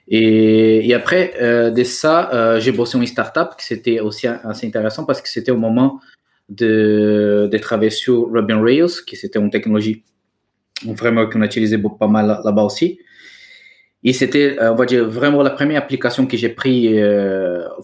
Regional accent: Brazil; French is a second language; moved away as an adult; now in France; je suis brésilien.

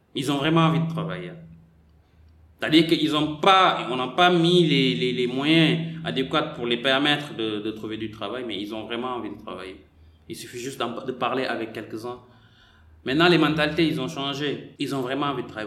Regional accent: Senegal; moved away as an adult; also born or lived in Marseille; moi j'ai quitté le Sénégal, j'avais 18 ans

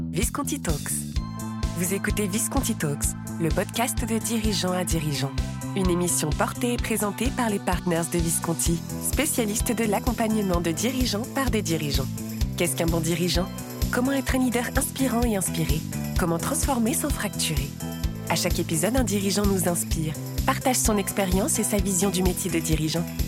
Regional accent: Paris, Île-de-France, France; je suis parisien, j'ai 36 ans

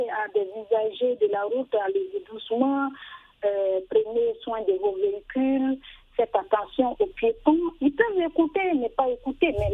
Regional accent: Côte d’Ivoire; chez nous, en Côte d'Ivoire

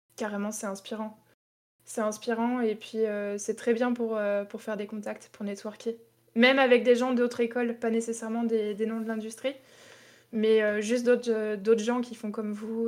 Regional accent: Tours, Centre-Val de Loire, France; moved away as an adult; also born or lived in Toulouse; je suis de Tours

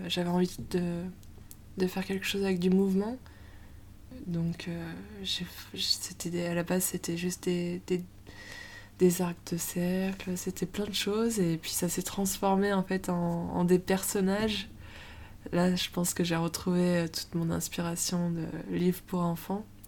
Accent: Moidieu-Détourbe, Isère, Auvergne-Rhône-Alpes, France; moved away as an adult; now in Lyon, France; Je viens de Moidieu des Tournes, un petit village euh, en Isère. Et je suis à Lyon depuis.

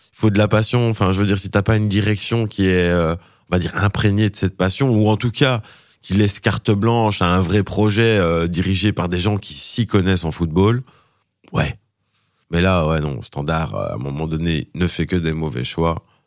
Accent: Charleroi, Wallonia, Belgium; je suis Carolo à la base

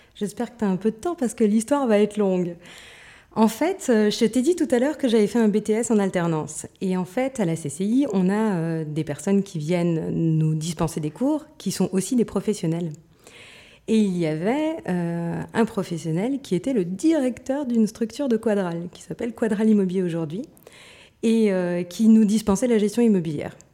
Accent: Moselle-Est, Grand Est, France; je viens de Moselle-Est, donc si tu veux des mots bizarres, je vais pouvoir t'en donner plein

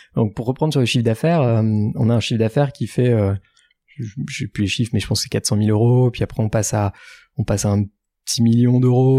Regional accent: France; moved away as an adult; also born or lived in Shanghai, China; on est français

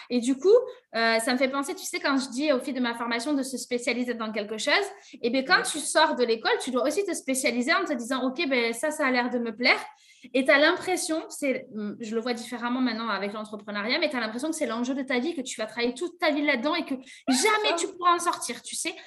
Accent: Bergerac, Nouvelle-Aquitaine, France; moved away as an adult; also born or lived in Paris region; now in Bergerac, France; chez moi, à Bergerac, dans l'hôtellerie-restauration, c'est très compliqué de trouver un poste.

